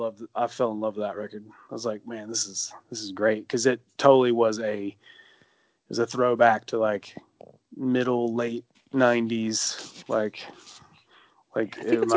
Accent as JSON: {"language": "English", "region": "Alabama", "country": "United States", "also_born_or_lived": "Montevallo, Alabama", "said": "It's totally like, hey, don't forget I'm from Alabama."}